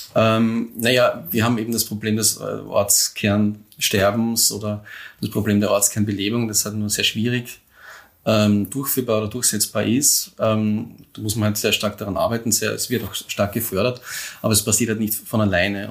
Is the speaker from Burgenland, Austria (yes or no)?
yes; Neusiedl am See, Burgenland, Austria; ich äh, in Neusiedl am See aufgewachsen bin